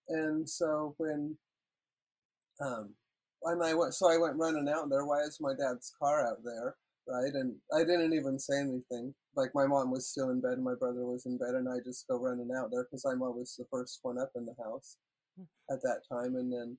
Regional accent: Washington, United States; moved away as an adult; now in Canada; Yeah, and it's good because I was born in the States, and so then I fell in love with Robert, and then I moved to Canada.

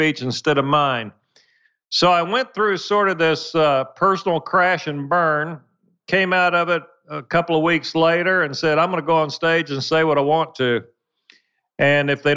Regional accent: Muskogee, Oklahoma, United States; I grew up dirt poor in Muskogee, Oklahoma

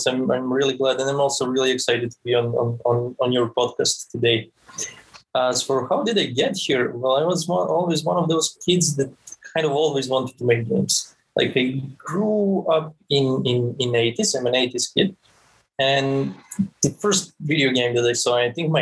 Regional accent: Serbia; moved away as an adult; also born or lived in Switzerland / Tampere, Finland; now in Helsinki, Finland; I'm originally from Serbia

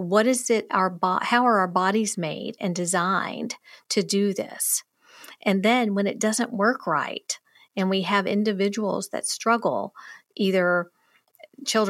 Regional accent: the South, United States; accent: Southern; I'm from the South. My drama teacher thought I needed even more of a Southern accent

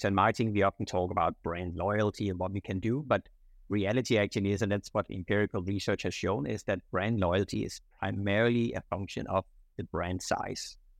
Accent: Denmark; moved away as an adult; now in Singapore; I'm originally from Denmark, uh, so I grew up in, in Denmark, um, but I came to Singapore in 1999.

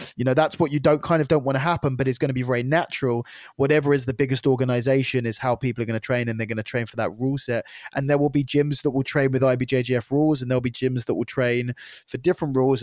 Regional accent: United Kingdom; I was the first ever Brit to qualify for the A D C C.

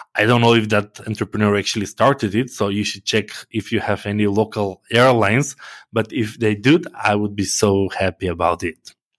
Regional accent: North Macedonia; I'm from Macedonia

